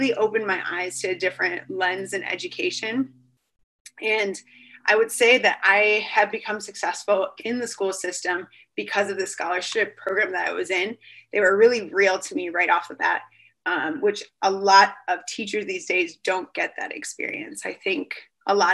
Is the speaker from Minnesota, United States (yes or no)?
no; Chicago, Illinois, United States; the city where I grew up in the Chicagoland area